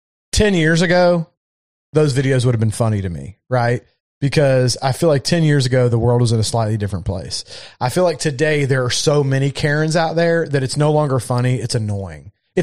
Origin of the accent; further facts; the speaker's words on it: Ireland; I'm from Ireland. That's our beer. So I can take your Guinness.